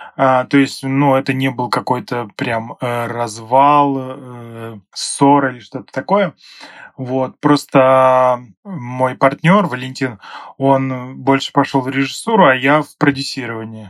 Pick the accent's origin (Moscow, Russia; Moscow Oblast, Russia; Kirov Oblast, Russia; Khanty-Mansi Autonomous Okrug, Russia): Kirov Oblast, Russia; moved away as an adult; now in Saint Petersburg, Russia; сам я родом из Кировской области